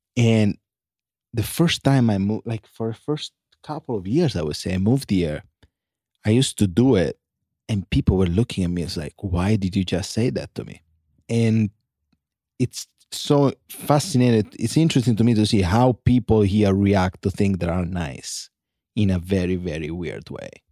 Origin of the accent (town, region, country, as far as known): Sicily, Italy; born or raised there; English is a second language; now in Los Angeles, United States